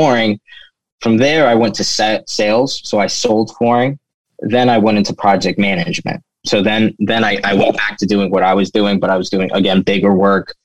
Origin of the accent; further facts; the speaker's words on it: Gaithersburg, Maryland, United States; now in Baltimore, United States; growing up in Gaithersburg, around Gaithersburg, Maryland